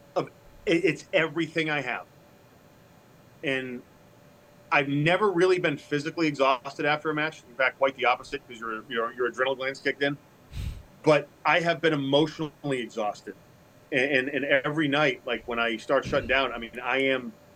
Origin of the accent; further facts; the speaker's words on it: Massachusetts, United States; now in Louisville, United States; I grew up in Massachusetts, I live in Louisville